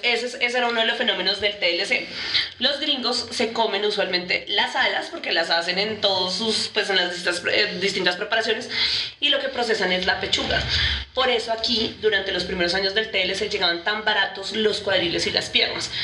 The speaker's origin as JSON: {"language": "Spanish", "region": "Bogotá", "country": "Colombia", "tie": "born or raised there", "said": "yo también estoy en Bogotá, Y en mi colegio, hice mi universidad"}